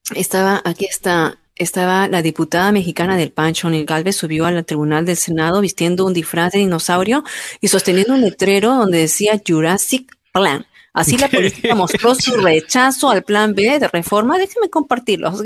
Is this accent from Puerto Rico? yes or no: no; Peru; lamento muchísimo lo que está ocurriendo en mi país